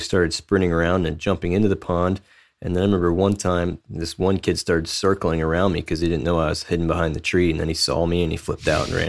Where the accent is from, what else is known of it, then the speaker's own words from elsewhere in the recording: Maryland, United States; moved away as an adult; now in Canada; I'm a Canadian resident now, but I was born in Maryland and lived there until I got married.